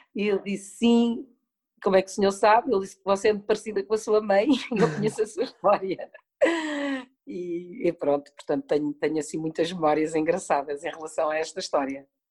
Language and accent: Portuguese; Portugal; also born or lived in Madrid, Spain; fui viver com a minha mãe e com o meu pai para a Espanha, para Madrid. Fiquei lá seis anos, voltei para Portugal quando tinha seis anos